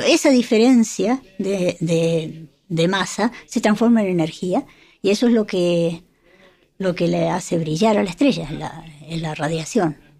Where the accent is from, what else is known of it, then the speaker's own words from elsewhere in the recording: Argentina; moved away; yo soy de Argentina